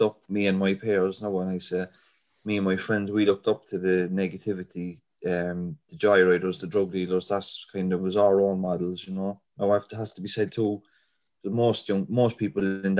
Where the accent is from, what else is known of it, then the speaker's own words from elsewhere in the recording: Cork, Munster, Ireland; also born or lived in Dublin / Hollyhill, Cork; when I was a baby, we moved to Knocknaheeny in 1986.